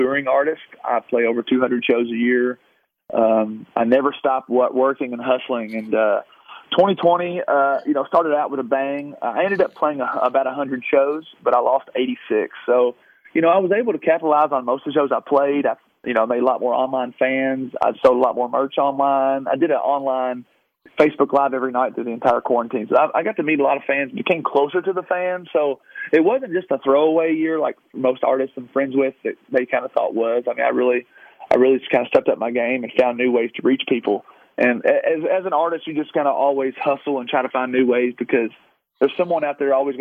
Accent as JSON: {"language": "English", "town": "Louisville", "region": "Kentucky", "country": "United States", "tie": "born or raised there", "moved": "yes", "said": "it was my hometown"}